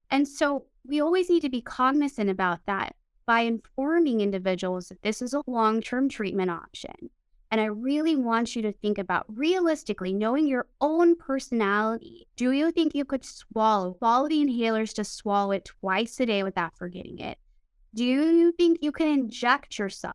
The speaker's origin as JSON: {"language": "English", "region": "Midwest", "country": "United States", "tie": "born or raised there", "moved": "yes", "lives_now": "California, United States", "said": "I grew up in the Midwest"}